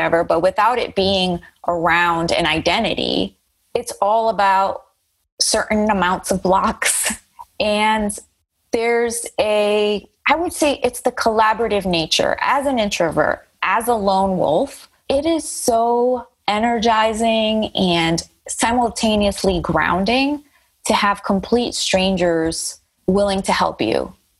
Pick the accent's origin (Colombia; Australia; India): Colombia; first language Spanish; English is a second language; also born or lived in United States; My parents are not from here. I was born in the United States, but had a lot of upbringing in Colombia, which is obviously very different. I learned English at the age of 6.